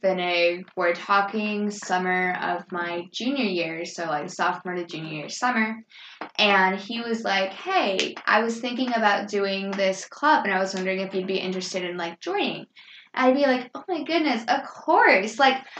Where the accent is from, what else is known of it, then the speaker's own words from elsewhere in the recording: Japan; born there; because I was born in Japan on an American military base